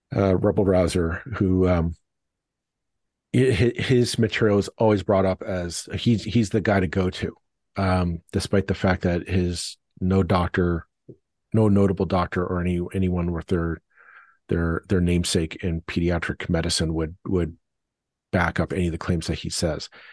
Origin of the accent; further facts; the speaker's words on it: Burlington, Ontario, Canada; my hometown of Burlington